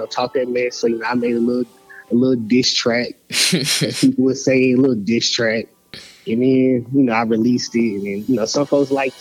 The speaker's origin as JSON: {"language": "English", "town": "Memphis", "region": "Tennessee", "country": "United States", "said": "I'm from Memphis, and I didn't know I had an accent"}